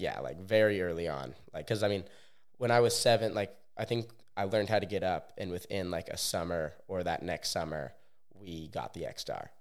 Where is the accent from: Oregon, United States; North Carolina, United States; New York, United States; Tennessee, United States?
Oregon, United States; Bend; now in Orlando, United States; I grew up in Bend, Oregon